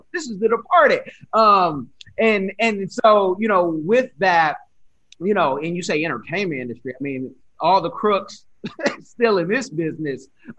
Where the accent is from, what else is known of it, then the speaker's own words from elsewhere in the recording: California, United States; also born or lived in Springfield; I'm originally from California, I've moved all over